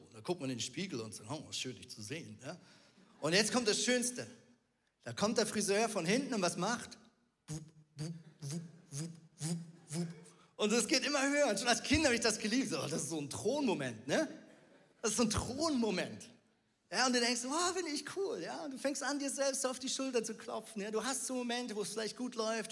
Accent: Switzerland; ich bin Schweizer und Muoti auf Schweizerdeutsch heißt Mama

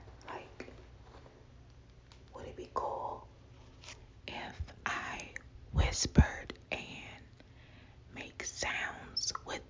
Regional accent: the South, United States; a Black female in America, growing up in the South in particularly

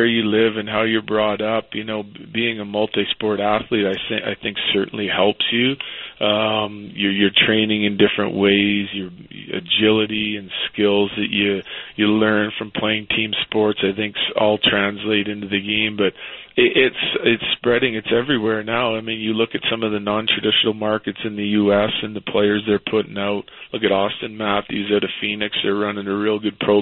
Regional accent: Western Canada, Canada; Growing up in Western Canada in a small town, there's ample rinks

